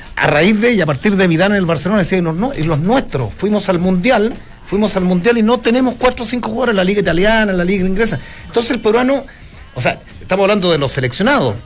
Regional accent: Chile; nosotros como chilenos

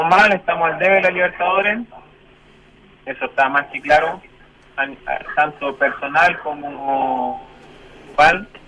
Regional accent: Chile; Es para eso que nos levantamos todos los días, todos los santos días a trabajar como cualquier chileno.

